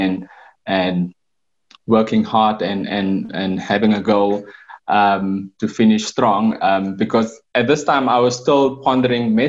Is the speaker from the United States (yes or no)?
no; Windhoek, Khomas, Namibia; also born or lived in Gobabis, Namibia / Cape Town, South Africa; I basically grew up in Windhoek in Kommersdal